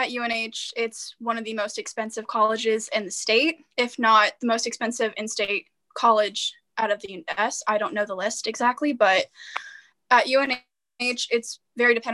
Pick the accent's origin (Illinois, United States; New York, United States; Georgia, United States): Georgia, United States; moved away as an adult; now in New Hampshire, United States; when I moved from Georgia to New Hampshire for college, I got tacked on an extra twenty thousand dollars just to attend an out-of-state college.